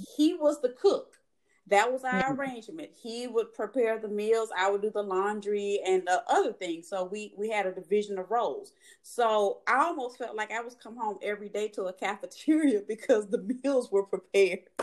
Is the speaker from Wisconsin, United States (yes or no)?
no; Mobile, Alabama, United States; moved away; from being a little girl growing up in Mobile, Alabama